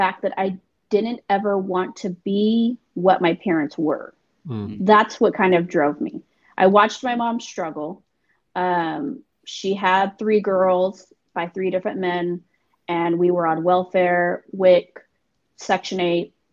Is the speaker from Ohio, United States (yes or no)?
no; Northern California, United States; I was born and raised in Cali. Northern California, not